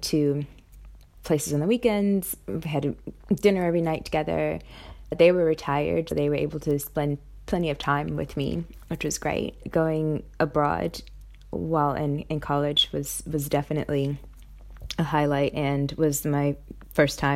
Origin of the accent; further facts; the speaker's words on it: New York City, New York, United States; moved away as an adult; also born or lived in Massachusetts / San Francisco / Sydney; now in Brisbane, Australia; I'm from Brooklyn, New York, and I currently live in Brisbane, Australia.